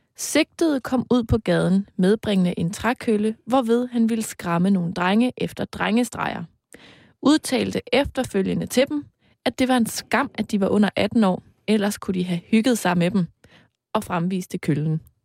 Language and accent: Danish; East Jutland, Denmark; min hjemstavn, nemlig Østjylland